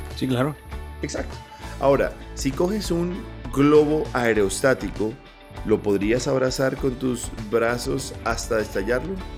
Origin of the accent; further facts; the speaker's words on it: Pasto, Nariño, Colombia; yo soy pastuso